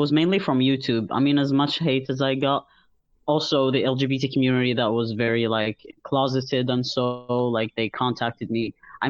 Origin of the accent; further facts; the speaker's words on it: Algeria; moved away as an adult; now in Montreal, Canada; I'm almost 23. I live in Montreal, Canada, and I happen to be an Algerian trans man.